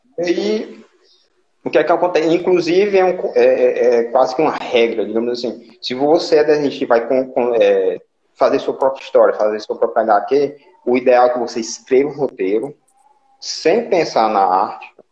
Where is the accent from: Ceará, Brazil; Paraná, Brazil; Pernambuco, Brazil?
Ceará, Brazil; Limoeiro do Norte; sou do Limoeiro, né, como já falei